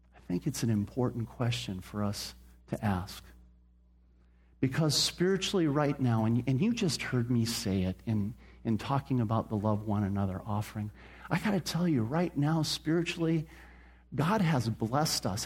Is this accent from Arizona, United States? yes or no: yes; Phoenix, Arizona, United States; I grew up here in Phoenix